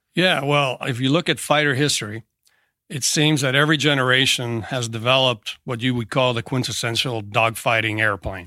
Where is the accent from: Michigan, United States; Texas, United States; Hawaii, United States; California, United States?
California, United States; Tracy; moved away as an adult; I uh, grew up in Tracy, California. Uh, it's about 80 miles east of San Francisco. Went to high school there